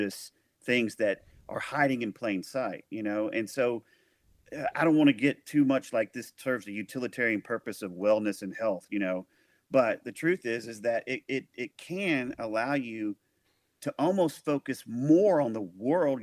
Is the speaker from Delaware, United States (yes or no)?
no; El Dorado, Arkansas, United States; moved away; also born or lived in Nashville, Tennessee; my hometown, El Dorado, Arkansas.